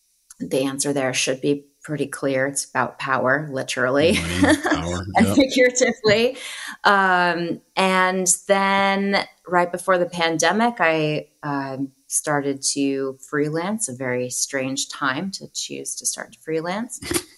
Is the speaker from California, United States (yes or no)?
no; Arizona, United States; moved away as an adult; now in Los Angeles, United States; I'm originally from Arizona. My father's side came up from Mexico, settled in Arizona. My mom's side were mountain people of Virginia for generations. And I'm a product of both cultures, grew up in both cultures.